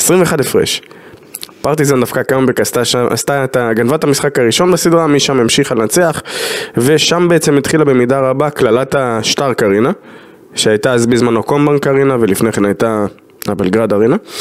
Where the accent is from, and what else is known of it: Israel